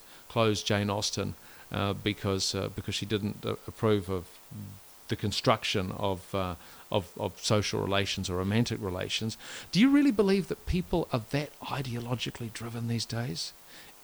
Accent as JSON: {"language": "English", "town": "Whanganui", "region": "Manawatū-Whanganui", "country": "New Zealand", "tie": "born or raised there", "said": "growing up in Whanganui in the 80s, I can promise you it was great"}